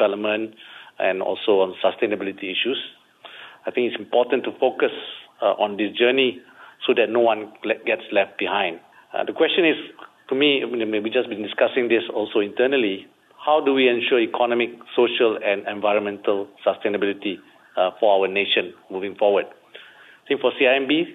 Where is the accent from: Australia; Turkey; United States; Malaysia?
Malaysia; being Malaysian is something I'm very proud